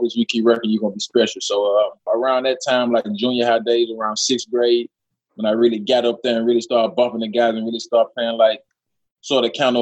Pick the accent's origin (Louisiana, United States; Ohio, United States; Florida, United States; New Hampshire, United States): Louisiana, United States; Monroe; I'm from Monroe, Louisiana, small city